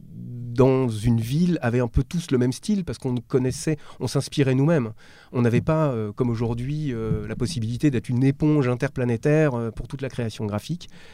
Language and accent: French; Strasbourg, Grand Est, France; Je viens d'une, d'une ville moyenne, je suis originaire de Strasbourg.